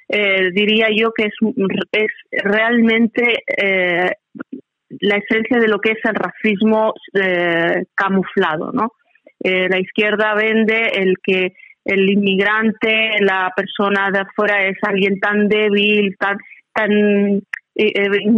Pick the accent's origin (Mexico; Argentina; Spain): Spain; como española tengo voz, tengo criterio